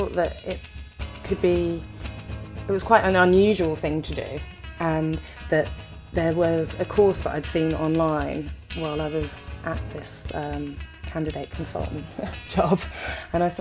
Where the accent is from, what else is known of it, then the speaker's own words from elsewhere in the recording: London, United Kingdom; I'm from London